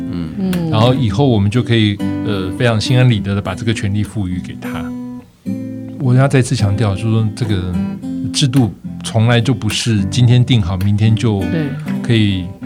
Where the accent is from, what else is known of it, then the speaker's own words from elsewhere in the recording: Taiwan; also born or lived in Germany; 我自己作为一个客家人